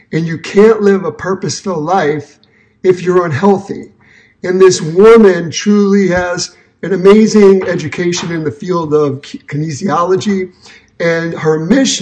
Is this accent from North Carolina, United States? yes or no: no; New York City, New York, United States; moved away as an adult; now in Detroit, United States; I'm from Brooklyn, New York, but my hometown for the last almost 40 years is Detroit